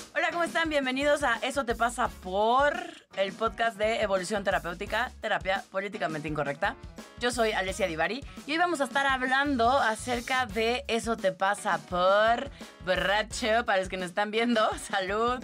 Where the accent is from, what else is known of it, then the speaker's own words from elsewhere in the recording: Tabasco, Mexico; yo crecí en Tabasco